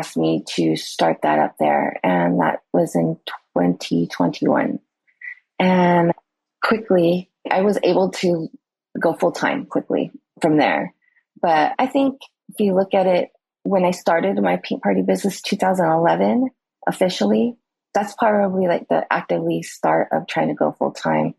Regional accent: California, United States; moved away as an adult; now in Oahu, United States; I am originally from California

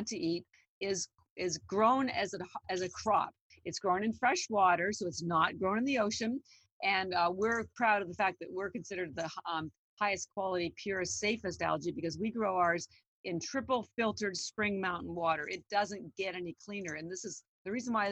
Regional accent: Canada; I'm Canadian. Yeah. I'm just a little girl from Canada

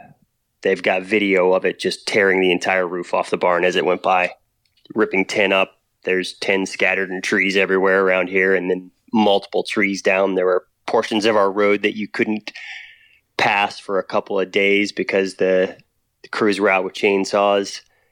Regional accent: Texas, United States; also born or lived in Oklahoma / New Mexico; So I grew up in Texas, Oklahoma, New Mexico.

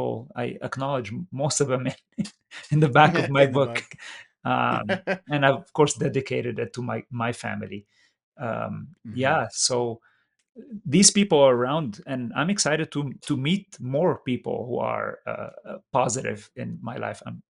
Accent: Lebanon; also born or lived in Middle East / San Jose, California; now in California, United States; Lebanon, which happened to be my home country

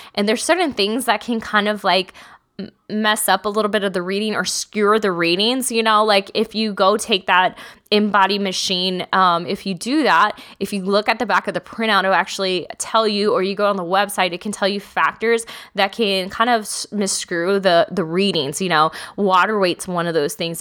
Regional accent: Texas, United States; I'm from Texas.

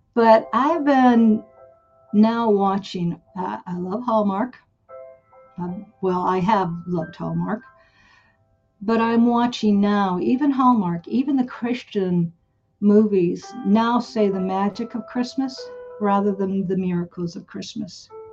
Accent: United States; I grew up in America

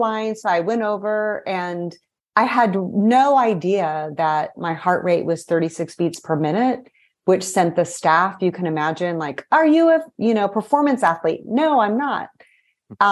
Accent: Missouri, United States; moved away as an adult; also born or lived in Brazil; I was raised in Missouri, so I'm a Midwesterner at heart.

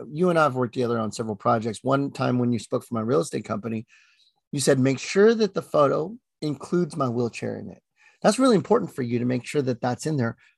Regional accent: Philippines; Well, I'm Filipino, so what do you

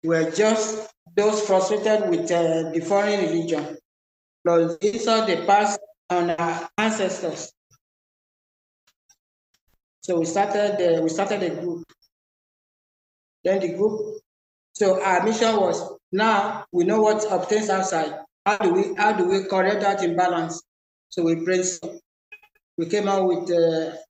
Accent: Nigeria; I was born and raised in Yoruba land

